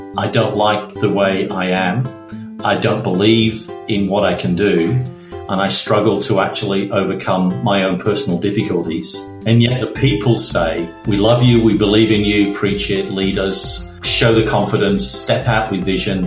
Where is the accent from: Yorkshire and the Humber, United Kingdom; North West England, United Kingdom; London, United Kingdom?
North West England, United Kingdom; Manchester; now in Perth, Australia; I grew up in Manchester in northern England, and I would go to school in the dark and come home in the dark